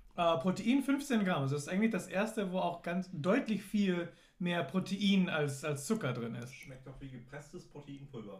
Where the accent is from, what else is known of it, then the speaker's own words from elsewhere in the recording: United States; now in Germany; Ich bin in den USA aufgewachsen